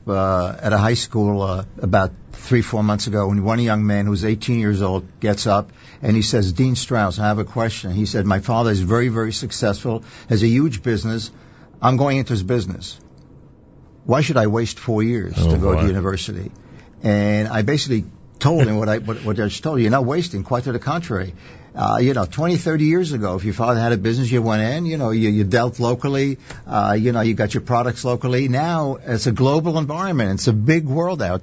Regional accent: Israel; now in United States; I was born and raised in Israel.

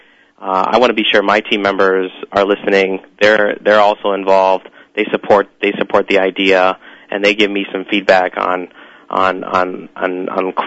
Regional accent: Cleveland, Ohio, United States; also born or lived in New York City; I was born and raised in Cleveland, Ohio.

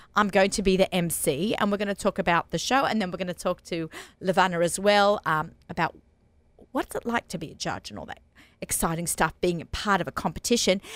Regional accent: Sydney, New South Wales, Australia; moved away as an adult; now in United States; I'm from Sydney, Australia. If you notice, our accents might get thicker

